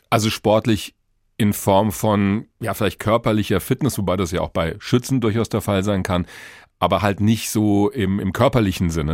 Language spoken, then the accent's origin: German; Hesse, Germany; Bei uns in Hessen